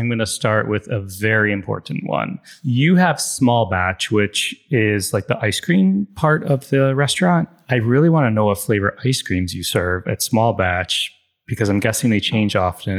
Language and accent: English; Chicago, Illinois, United States; born or raised there